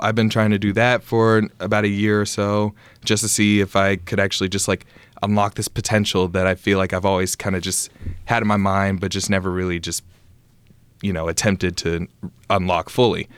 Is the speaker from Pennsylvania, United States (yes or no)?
no; Conway, Arkansas, United States; moved away as an adult; I played at uh, Hendrix College. It was in my hometown as well